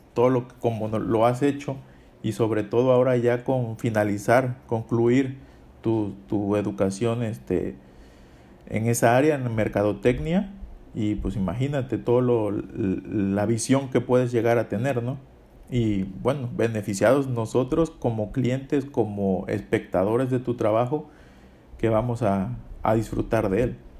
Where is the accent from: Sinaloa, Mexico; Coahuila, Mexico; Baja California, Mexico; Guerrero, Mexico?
Guerrero, Mexico; Coyuca de Benítez; also born or lived in El Bejuco; Coyuca de Benítez, que es de donde soy